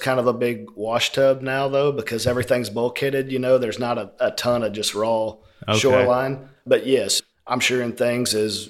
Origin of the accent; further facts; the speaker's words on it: Conroe, Texas, United States; Chandler and I were both born and raised in Conroe.